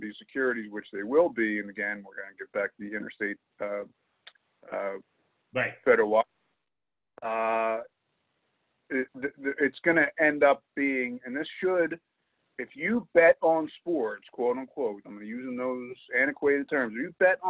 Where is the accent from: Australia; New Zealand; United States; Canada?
United States; Camden, New Jersey; I was born in Camden, which is right across the river